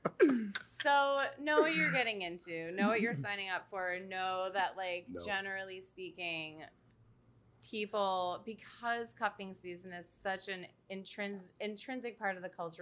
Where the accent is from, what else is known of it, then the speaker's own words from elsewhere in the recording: Buffalo, New York, United States; moved away as an adult; now in New York City, United States; I'm born and raised in Buffalo, New York